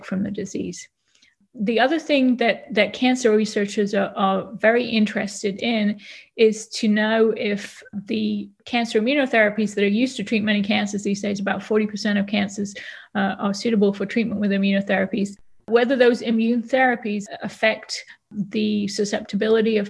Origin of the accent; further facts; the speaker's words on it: Nantwich, North West England, United Kingdom; accent: British; moved away as an adult; also born or lived in Oxford / London; now in Louisville, United States; As you can probably hear, I have an accent a little bit. And so I'm British. I was born in a town called Nantwich, which is in the northwest of England